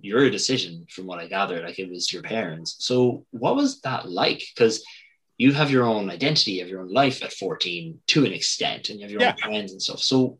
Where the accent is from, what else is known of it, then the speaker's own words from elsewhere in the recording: Ireland; also born or lived in New York, United States; We moved from New York, where I was born, to here to Ireland. My parents are both Irish.